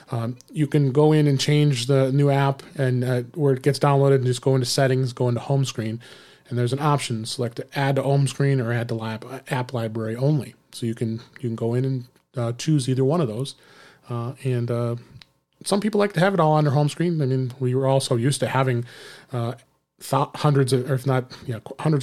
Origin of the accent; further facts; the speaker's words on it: Chicago, Illinois, United States; I'm here in my hometown, Chicago area